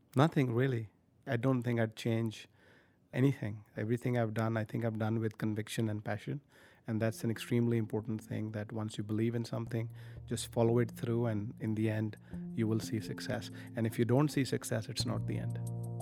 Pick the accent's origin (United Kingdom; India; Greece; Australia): India; moved away as an adult; also born or lived in Silicon Valley; many other teen kids growing up in India